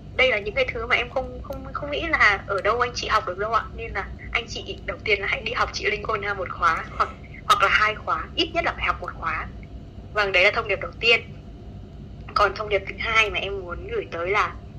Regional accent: Nghệ An, Vietnam; now in Hanoi, Vietnam; em quê ở Nghệ

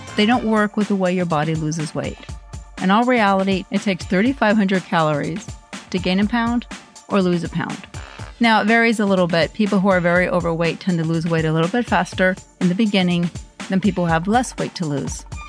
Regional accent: Norway; I grew up in Norway

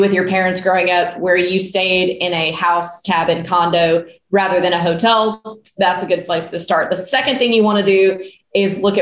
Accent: Starkville, Mississippi, United States; I grew up in Starkville, Mississippi

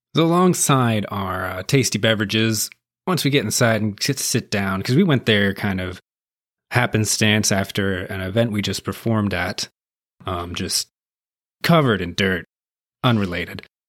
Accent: Appalachian Mountains, United States; also born or lived in West Virginia; now in Nashville, United States; I grew up in the Appalach, part of the Appalachian Mountains. And I spent a lot of time in West Virginia, too.

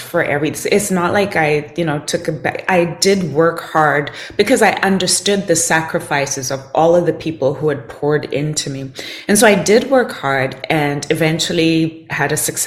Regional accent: Zimbabwe; I grew up in Zimbabwe

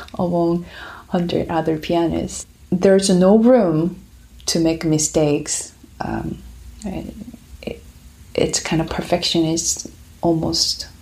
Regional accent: Busan, South Korea; accent: Korean; first language Korean; English is a second language; moved away as an adult; now in United States; So I'm from South Korea. I grew up there in Busan, which is second biggest city in South Korea

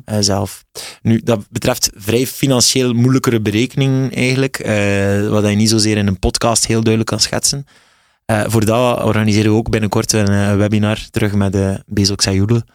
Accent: West Flanders, Belgium; accent: West Flemish

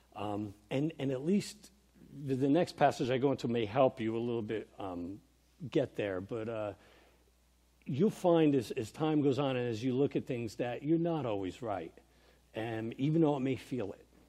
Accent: New York, United States; also born or lived in Vernon, New Jersey; growing up in New York

